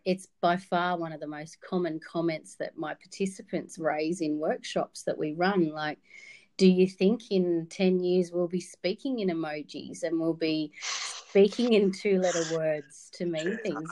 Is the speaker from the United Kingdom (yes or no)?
no; Wodonga, Victoria, Australia; moved away as an adult; now in Darwin, Australia; I grew up in Wodonga on the Victorian side of the border.